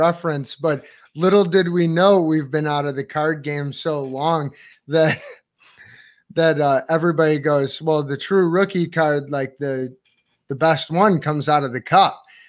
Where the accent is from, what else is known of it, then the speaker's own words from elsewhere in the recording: East Amherst, New York, United States; Hello, East Amherst. We're from East Amherst.